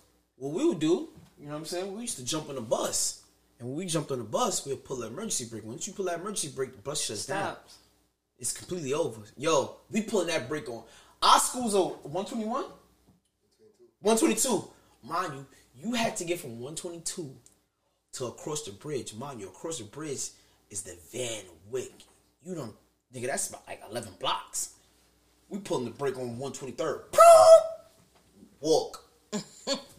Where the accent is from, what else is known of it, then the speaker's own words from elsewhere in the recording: New York City, New York, United States; I'm from South Jamaica, Queens